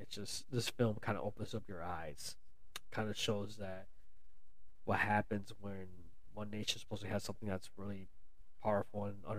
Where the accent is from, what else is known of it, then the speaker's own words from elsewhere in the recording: United States; I was born here in the U.S., so I am American.